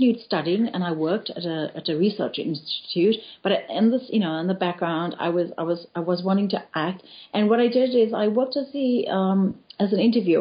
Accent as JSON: {"language": "English", "town": "Pietermaritzburg", "region": "KwaZulu-Natal", "country": "South Africa", "tie": "born or raised there", "also_born_or_lived": "Cape Town", "moved": "as an adult", "said": "I grew up in Pietermaritzburg, which is in KwaZulu-Natal, and in a very closed Indian community."}